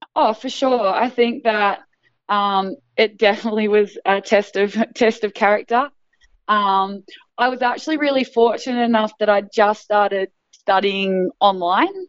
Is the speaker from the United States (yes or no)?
no; Australia; being Australian